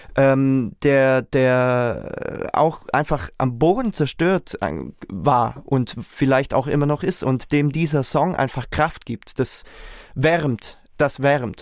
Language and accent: German; Reutlingen, Baden-Württemberg, Germany; ich komme aus Reutlingen